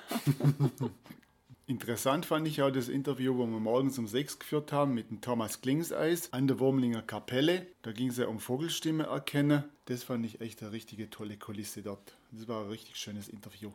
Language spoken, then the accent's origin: German; Danube Valley near Beuron, Baden-Württemberg, Germany; moved away; im Donautal in meiner alten Heimat ums Eck am Knopfmacherfelsen und am Kloster Beuron